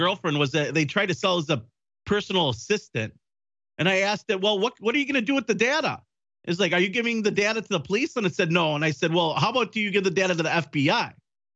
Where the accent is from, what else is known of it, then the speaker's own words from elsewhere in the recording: Wisconsin, United States; from Wisconsin, my home state